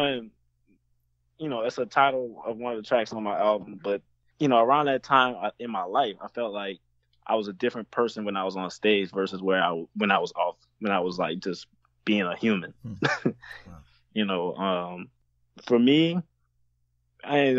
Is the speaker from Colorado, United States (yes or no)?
no; New Orleans, Louisiana, United States; I'm from New Orleans